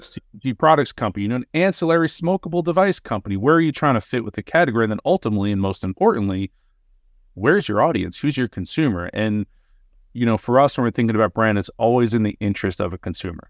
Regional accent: New York, United States; moved away as an adult; now in Los Angeles, United States; Sands Lane happens to be the, the cross street of where I grew up

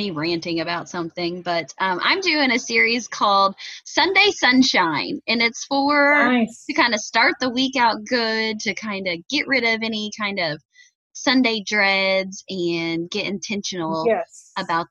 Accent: Indiana, United States; accent: Hoosier; my Hoosier slang

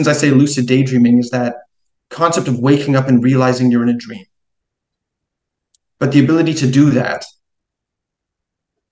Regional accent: Montreal, Quebec, Canada; also born or lived in New York City; I'm actually from Montreal in Quebec.

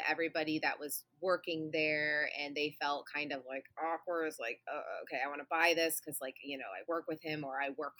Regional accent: Midwest, United States; I'm from the Midwest, which is like MLM capital of the world here

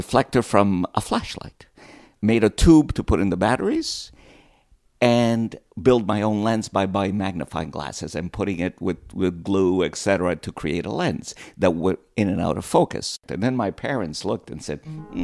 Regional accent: Italy; now in Montreal, Canada; I was born in Italy.

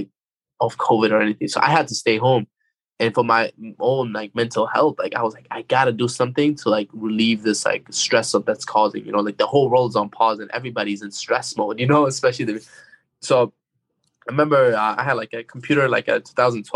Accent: Afghanistan; moved away; growing up in Afghanistan

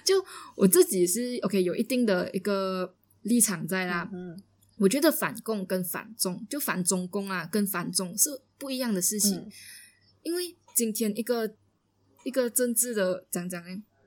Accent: Malaysia; 因为我们是马来西亚人

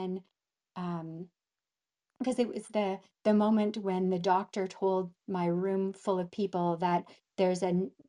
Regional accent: Gillam, Manitoba, Canada; we grew up in Gillam. It's in the middle top of Canada

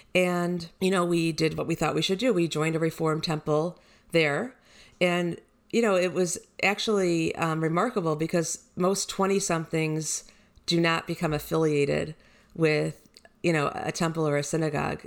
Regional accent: Detroit, Michigan, United States; moved away as an adult; also born or lived in Miami / Houston; I was born in Detroit. I grew up there, went to high school and graduated

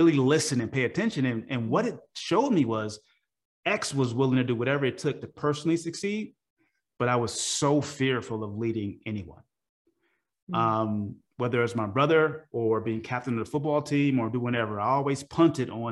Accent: Oakland, California, United States; I'm from Oakland, California.

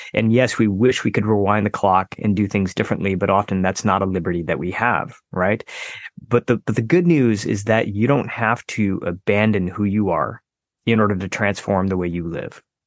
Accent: United States; born or raised there

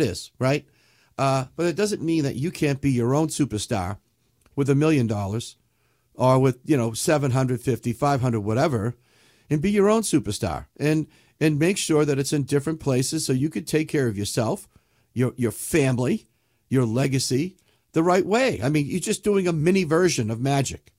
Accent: New England, United States; I'm from New England

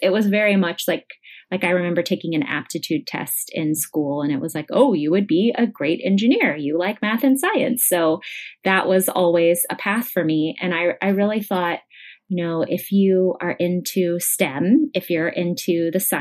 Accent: Weatherford, Texas, United States; also born or lived in Dallas suburb, Texas / San Antonio, Texas / Hawaii; now in Austin, United States; I grew up in Weatherford and went there for high school

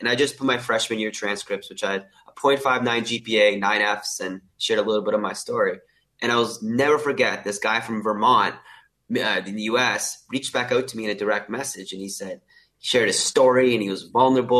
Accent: Canada; moved away as an adult; now in Sydney, Australia; I'm originally from Canada. If you can tell, I don't have an Australian accent. I moved to Australia January 2020 to start medical school at the University of Sydney.

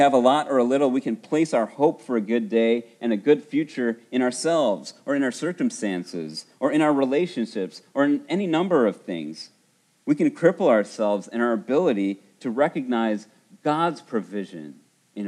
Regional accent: Buena Park, California, United States; I remember growing up in Buena Park 30 years ago

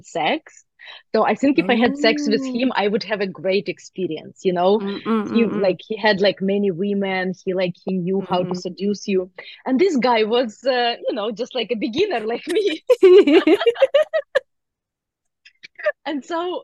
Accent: Ukraine; moved away; I grew up in Ukraine

